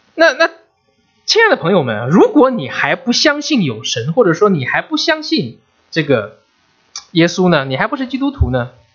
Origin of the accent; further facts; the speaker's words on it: China; now in United States; 我们中国人